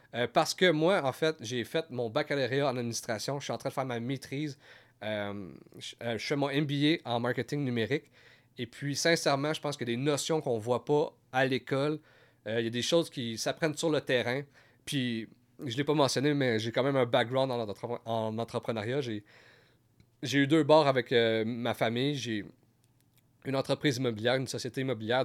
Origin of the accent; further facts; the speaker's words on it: Gatineau, Quebec, Canada; je viens de Gatineau